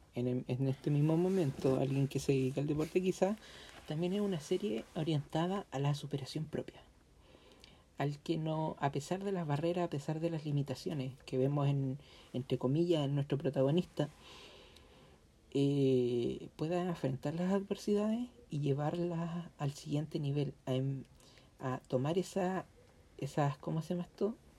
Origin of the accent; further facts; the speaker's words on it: Chile; nuestro país, que nosotros somos chilenos